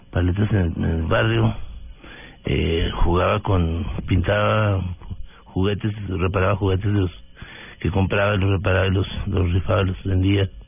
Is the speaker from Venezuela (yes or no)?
no; Delicias, Chihuahua, Mexico; now in Bogotá, Colombia; del norte de México, de Ciudad de Chihuahua es una población de 120 mil habitantes. Eh, crecí en Delicias, estudiando en la escuela primaria local. ¿Pública? Pública. Eh, fue un niño con una familia eh, muy pobre financieramente